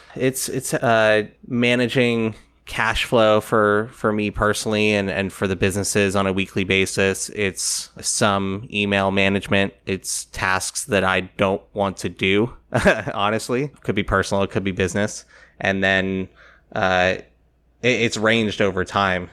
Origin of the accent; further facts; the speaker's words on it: South Florida, United States; moved away as an adult; also born or lived in New York City; I grew up in South Florida, decided not to go to college right away. And so when I was eighteen, I moved from South Florida to New York City